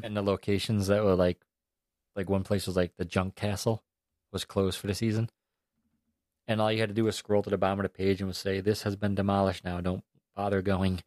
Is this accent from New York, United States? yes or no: yes; New York, United States; moved away as an adult; also born or lived in Albany, New York; now in Florida, United States; I'm from New York